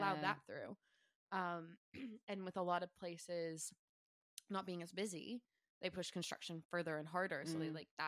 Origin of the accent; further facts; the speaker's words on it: United States; moved away as an adult; now in Sunshine Coast, Australia; being American, being from, like, a city, like, I mean, I grew up in the country